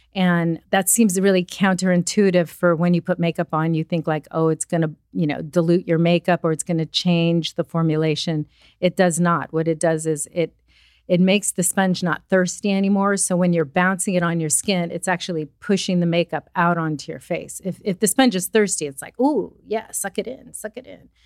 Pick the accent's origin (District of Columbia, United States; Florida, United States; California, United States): California, United States; Los Angeles; also born or lived in Pennsylvania; I am from Southern California, but currently bi-coastal